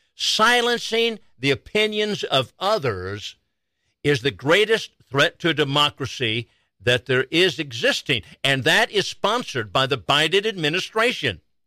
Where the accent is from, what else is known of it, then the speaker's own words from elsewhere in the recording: Chandler, Arizona, United States; now in Wichita County, United States; I'm from Chandler, Arizona, and Maricopa County has been my home